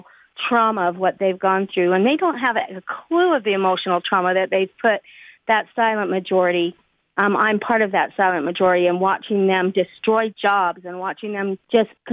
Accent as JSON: {"language": "English", "region": "Utah", "country": "United States", "said": "I am from Utah. I am a constituent."}